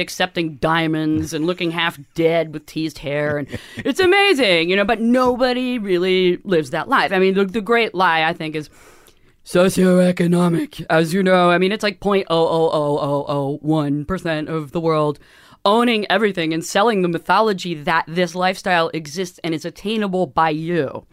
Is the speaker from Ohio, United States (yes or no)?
no; San Francisco, California, United States; also born or lived in Chico, California; growing up in San Francisco